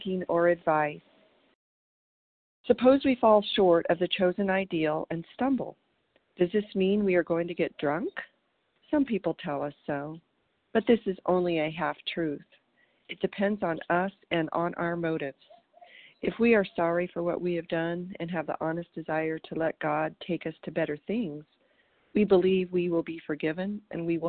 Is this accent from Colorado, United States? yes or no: yes; Colorado, United States; now in Green Valley, United States; I'm from Colorado, and today I'm calling you from Green Valley, Arizona